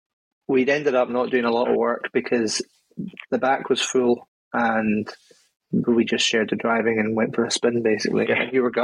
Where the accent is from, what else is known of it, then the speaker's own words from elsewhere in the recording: Stornoway, Scotland, United Kingdom; also born or lived in Inverness; I'm from Stornoway, and I used to work in Inverness